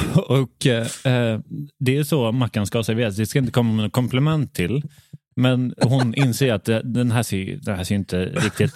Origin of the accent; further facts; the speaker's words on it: Värmland, Sweden; jag är uppvuxen i, i Värmlands skogar